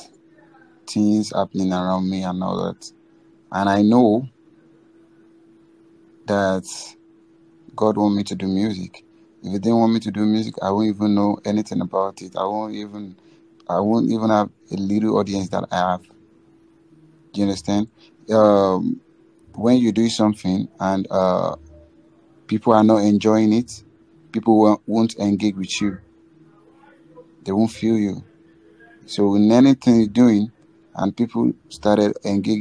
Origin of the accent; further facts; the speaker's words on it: Lagos, Nigeria; I'm from Lagos, Nigeria. I live in Nigeria. I live in Lagos.